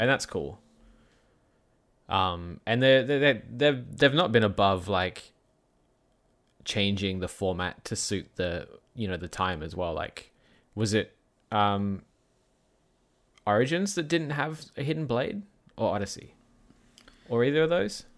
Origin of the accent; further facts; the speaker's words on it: Perth, Western Australia, Australia; My hometown of Perth